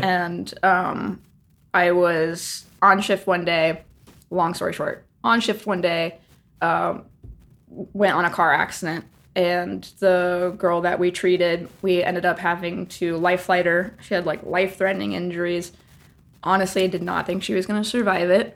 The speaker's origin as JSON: {"language": "English", "region": "Ohio", "country": "United States", "tie": "born or raised there", "also_born_or_lived": "Nashville / Los Angeles", "moved": "as an adult", "lives_now": "New Jersey, United States", "said": "originally from Ohio. Spent all of my adolescent years growing up, high school, all"}